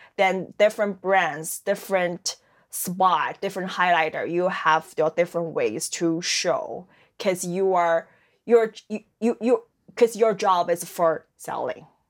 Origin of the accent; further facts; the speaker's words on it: Dalian, Liaoning, China; English is a second language; moved away as an adult; now in Halifax, Canada; My hometown called Dalian. That's a seaside city in the northeast